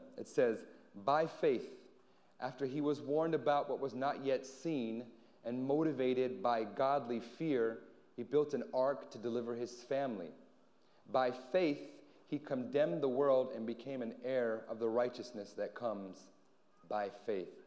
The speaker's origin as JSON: {"language": "English", "town": "Anchorage", "region": "Alaska", "country": "United States", "also_born_or_lived": "San Antonio", "moved": "yes", "lives_now": "Guam", "said": "I hail from Anchorage, Alaska"}